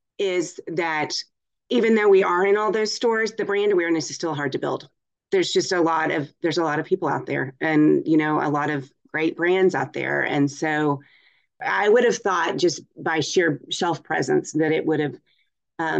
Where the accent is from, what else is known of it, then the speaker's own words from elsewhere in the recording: Waco, Texas, United States; We grew up in Waco, Texas together